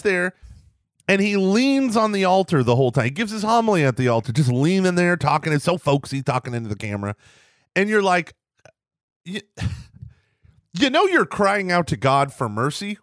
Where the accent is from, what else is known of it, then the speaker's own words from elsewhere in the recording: Texas, United States; I'm a Texan